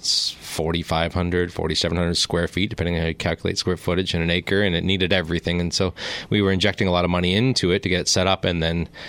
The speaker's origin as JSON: {"language": "English", "town": "Zurich", "region": "Ontario", "country": "Canada", "tie": "born or raised there", "also_born_or_lived": "Victoria", "said": "Yeah, I'm from the Zurich area. Okay. I grew up on an organic farm there."}